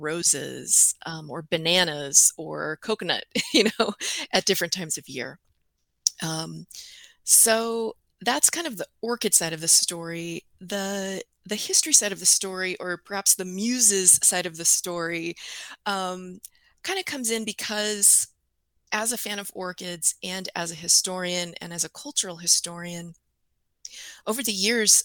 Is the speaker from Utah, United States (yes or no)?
no; California, United States; moved away as an adult; also born or lived in Iowa / northern Wisconsin; now in Wisconsin, United States; I'm originally from California